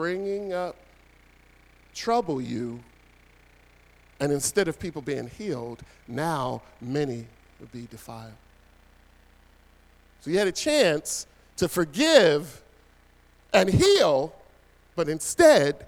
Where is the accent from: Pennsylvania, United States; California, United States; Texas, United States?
Pennsylvania, United States; Philadelphia; moved away as an adult; now in New Jersey, United States; When Pam and I moved over to New Jersey, we're originally from Philadelphia, two parts of Philadelphia